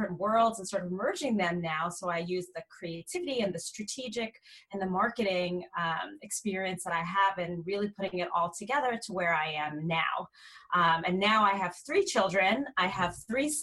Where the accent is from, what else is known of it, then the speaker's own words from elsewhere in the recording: New York area, United States; moved away as an adult; also born or lived in California; I'm originally from the New York area, so all of my family was on the other coast